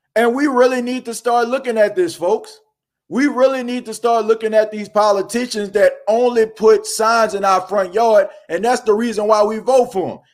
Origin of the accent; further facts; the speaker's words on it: New Orleans, Louisiana, United States; growing up in New Orleans